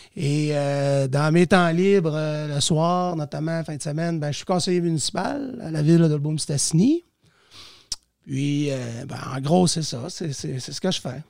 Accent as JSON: {"language": "French", "town": "Saint-Méthode", "region": "Quebec", "country": "Canada", "moved": "yes", "lives_now": "Dolbeau-Mistassini, Canada", "said": "Je suis un Cateuillet en ce sens que je viens de Saint-Méthode"}